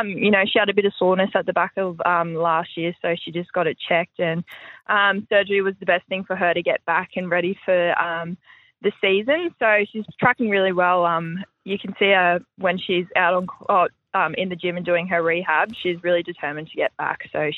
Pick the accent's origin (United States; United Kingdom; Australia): Australia; Brisbane, Queensland; Yeah, I'm from Brizzy, so grew up in town and went through all the pathways growing up underage, so yeah.